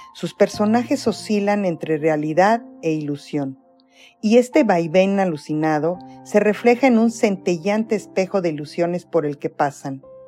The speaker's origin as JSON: {"language": "Spanish", "town": "Toluca", "region": "State of Mexico", "country": "Mexico", "tie": "born or raised there", "moved": "yes", "lives_now": "Toronto, Canada", "said": "Nací en Toluca, Estado de México"}